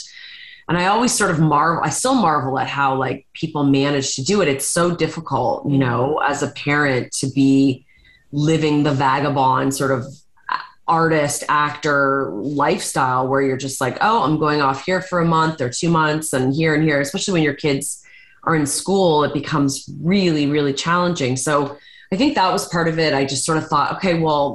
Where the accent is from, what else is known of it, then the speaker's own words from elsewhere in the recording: Hamilton, Ontario, Canada; I'm from Hamilton, Ontario.